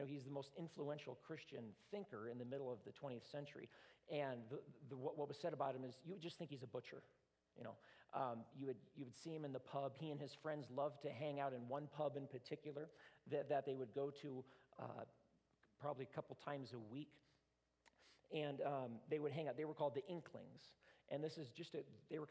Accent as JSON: {"language": "English", "country": "United States", "said": "I'm an American"}